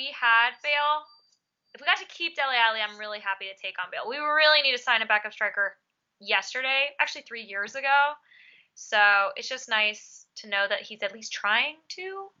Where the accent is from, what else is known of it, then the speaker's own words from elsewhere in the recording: United States; I'm American.